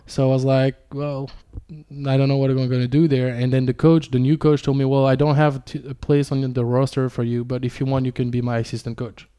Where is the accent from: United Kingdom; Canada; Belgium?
Belgium; Ardennes, Wallonia; also born or lived in Romania; I spent all my childhood in the, in the Ardennes